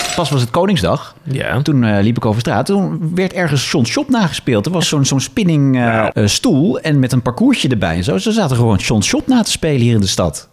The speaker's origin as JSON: {"language": "Dutch", "country": "Netherlands", "said": "wij komen uit die, uit grensstreek"}